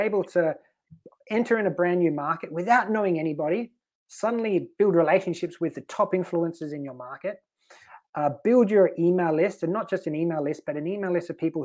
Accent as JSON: {"language": "English", "country": "Australia", "also_born_or_lived": "Sweden", "moved": "as an adult", "lives_now": "Malta", "said": "we're in Sweden, but I'm Australian"}